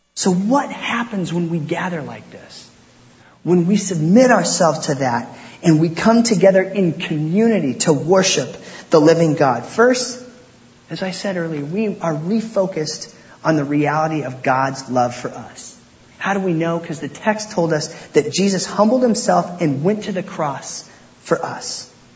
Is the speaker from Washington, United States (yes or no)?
yes; Port Angeles, Washington, United States; I grew up in Port Angeles, Washington, out there on the Olympic Peninsula.